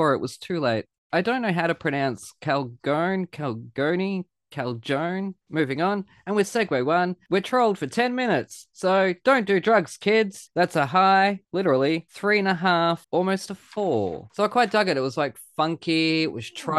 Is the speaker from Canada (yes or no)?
no; Australia; I'm the Australian here